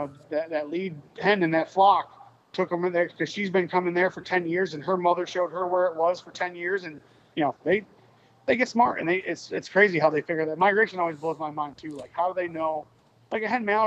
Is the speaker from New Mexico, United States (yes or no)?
no; upstate New York, United States; moved away; I grew up in upstate New York